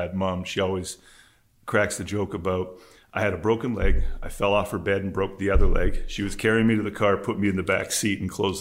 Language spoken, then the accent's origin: English; West Vancouver, British Columbia, Canada; I grew up on Horseshoe Bay, which is near the ferry terminal in West Vancouver.